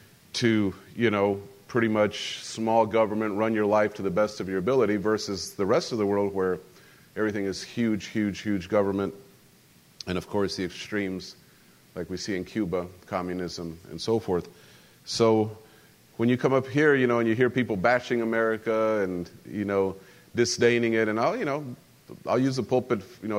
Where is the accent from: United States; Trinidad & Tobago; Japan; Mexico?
Mexico; central Mexico; because I grew up as an American, but I grew up in Mexico. So in central Mexico, you know, you grow up with some, it's just part of growing up.